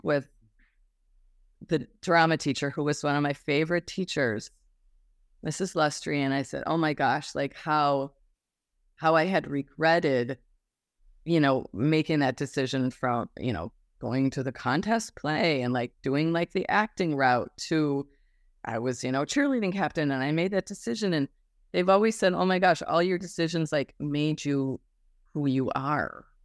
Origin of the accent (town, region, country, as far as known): Wisconsin, United States; born or raised there; moved away as an adult; also born or lived in Illinois; now in Los Angeles, United States